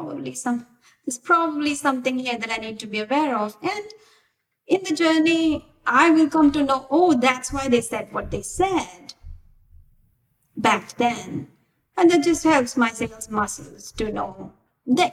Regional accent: India; moved away as an adult; also born or lived in Bangalore, India; now in United States; I was in India up until like 5 years ago. And I was born and brought up in smaller cities in India.

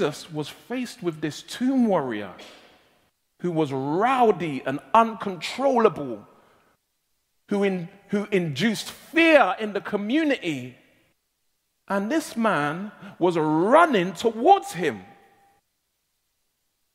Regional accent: London, United Kingdom; I was born and raised in South London, and I'm given to colloquialisms

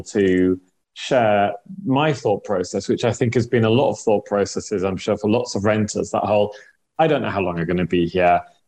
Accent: Hull, Yorkshire and the Humber, United Kingdom; I'm from Hull, not from France

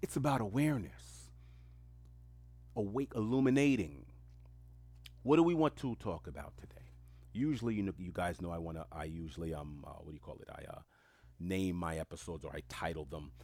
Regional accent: New York City, New York, United States; English is a second language; I grew up in the most diverse community on earth, which is Queens, New York

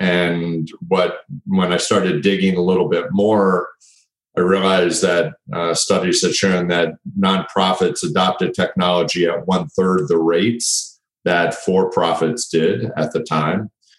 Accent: DC area, District of Columbia, United States; now in Atlanta, United States; and I have a family, I have five children, and have lived in Atlanta for 25 to 30 years now, originally from the DC area.

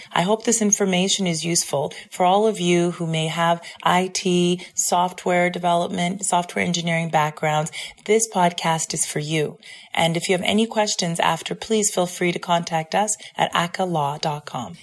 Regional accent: Vancouver, British Columbia, Canada; from Vancouver, my hometown

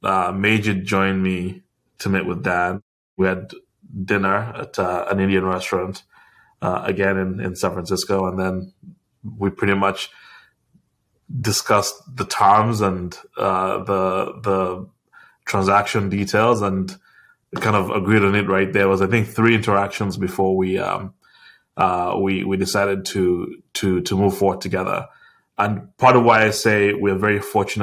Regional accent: Uganda; me growing up in Uganda

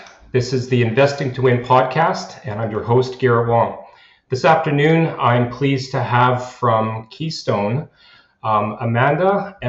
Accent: Canada; we are from Canada

